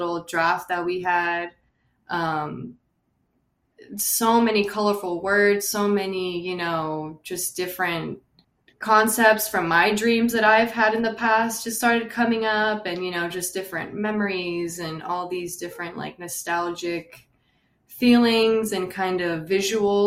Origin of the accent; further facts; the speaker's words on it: West Covina, California, United States; I'm from West Covina, California